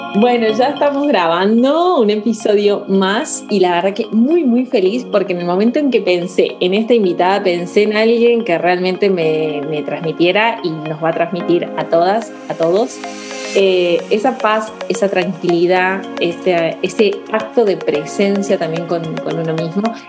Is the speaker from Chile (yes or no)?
no; Argentina; moved away as an adult; now in Spain; llevo casi la mitad de años eh, aquí, en la tierra también que me adaptó y, y casi tantos como en Argentina